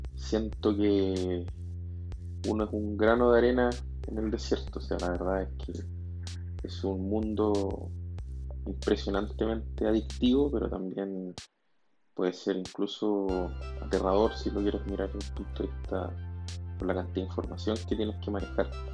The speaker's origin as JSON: {"language": "Spanish", "country": "Chile", "said": "soy de Chile"}